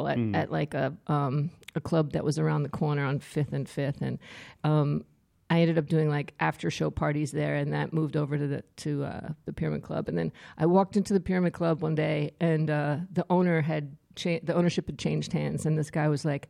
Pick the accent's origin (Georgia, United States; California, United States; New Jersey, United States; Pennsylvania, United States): New Jersey, United States; Trenton; moved away as an adult; also born or lived in Germany / San Francisco; now in Staten Island, United States; I'm proudly from Trenton